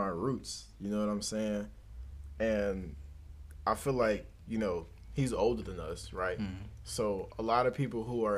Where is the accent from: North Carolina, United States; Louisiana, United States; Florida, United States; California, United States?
Louisiana, United States; Baker; I'm from Baker. Baker, Louisiana